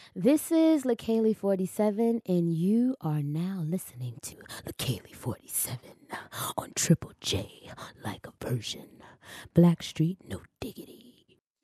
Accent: United States; I'm from the States.

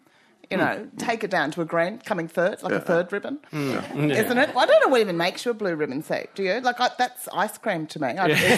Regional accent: Mullumbimby, New South Wales, Australia; I'm from Mullumbimby.

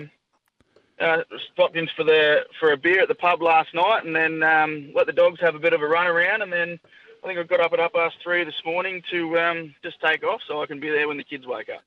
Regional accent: Gippsland, Victoria, Australia; moved away; also born or lived in Hunter Valley, New South Wales / Darwin; I'm originally originally from Gippsland in Victoria.

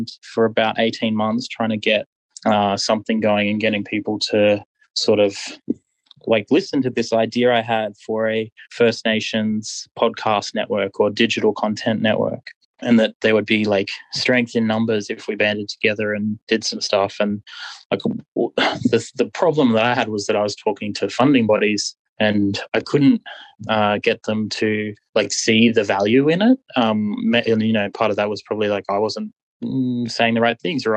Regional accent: southeast Queensland, Australia; moved away as an adult; also born or lived in Muswellbrook, New South Wales; I grew up in southeast Queensland in a little country town

